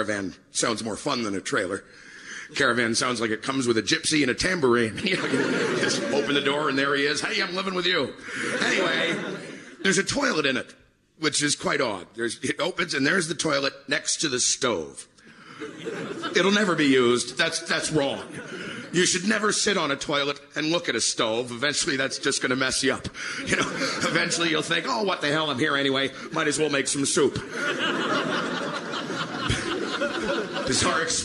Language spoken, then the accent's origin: English; Canada; I'm Canadian